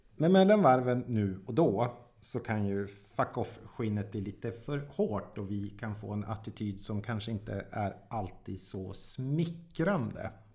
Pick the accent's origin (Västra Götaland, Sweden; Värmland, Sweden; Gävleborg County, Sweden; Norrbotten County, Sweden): Norrbotten County, Sweden; Jokkmokk; moved away; jag kommer ju från Jokkmokk